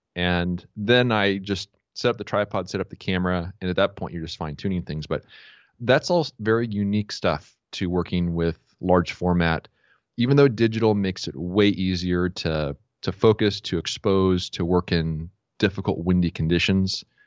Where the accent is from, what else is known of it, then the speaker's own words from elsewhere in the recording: San Diego, California, United States; I was born and raised here in San Diego